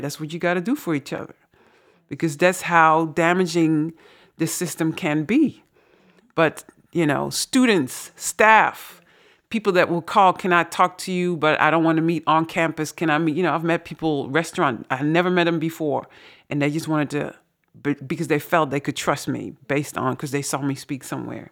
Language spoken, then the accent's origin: English; Netherlands; accent: Dutch; now in Suriname; my dutch accent